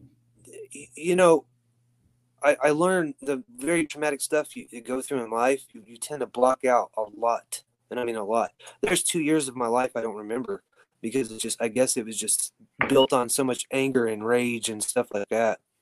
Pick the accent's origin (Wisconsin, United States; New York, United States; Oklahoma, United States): Oklahoma, United States; Weatherford; also born or lived in Tulsa, Oklahoma; I, moved back to my hometown in Weatherford, Oklahoma